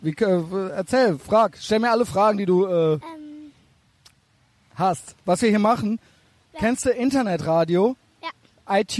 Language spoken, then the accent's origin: German; Albania; now in Germany; Ich komme aus Albanien.